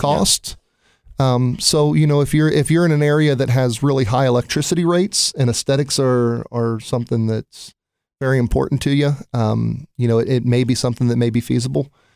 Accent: Newark, Ohio, United States; also born or lived in Cincinnati, Ohio; I'm from Newark, Ohio

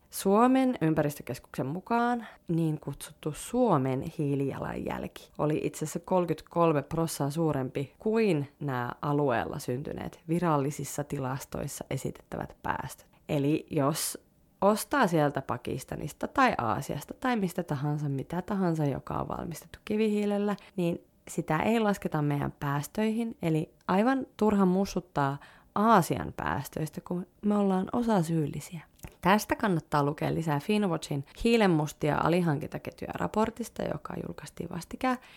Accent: Liminka, North Ostrobothnia, Finland; minä muistan, kun vein mun lempisammarit lukuisten paikkausten jälkeen roskikseen Limingassa, mistä mä oon kotoisin

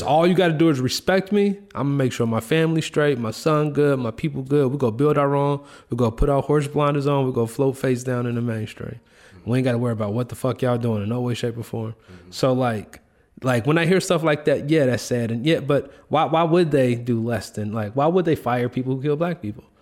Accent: Chicago, Illinois, United States; I grew up in the Greens. I'm from Cabrini Green Projects.

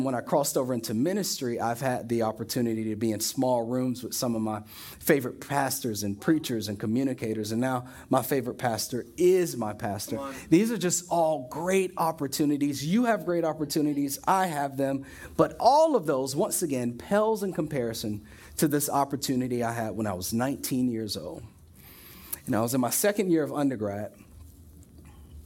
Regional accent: Florida, United States; we're from Florida

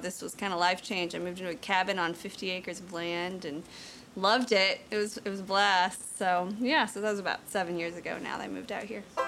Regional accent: Washington, Missouri, United States; moved away as an adult; also born or lived in Garden City, Missouri / Kansas City; now in Mountain View, United States; I was born in Garden City, Missouri, and then um, grew up most of the time in Washington, Missouri, which is about an hour outside of St. Louis on the Missouri River

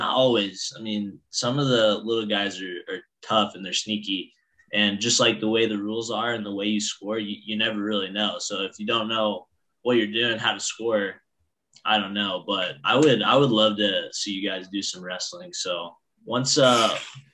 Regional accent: Southern Indiana, United States; moved away; also born or lived in Pennsylvania; I'm from Southern Indiana, the state of Indiana, not Pennsylvania, Indiana

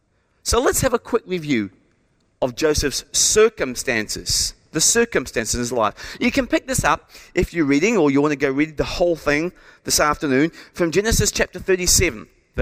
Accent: England, United Kingdom; born there; I had no choice in the fact that I was born in England to my mum and dad.

